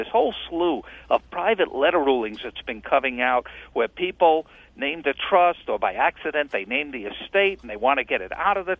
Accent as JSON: {"language": "English", "region": "New York", "country": "United States", "tie": "born or raised there", "said": "I grew up in New York as a Yankee fan"}